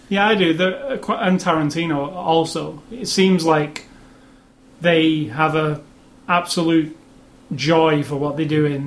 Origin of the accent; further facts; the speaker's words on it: Manchester, North West England, United Kingdom; Captain America it was filmed in my hometown of Manchester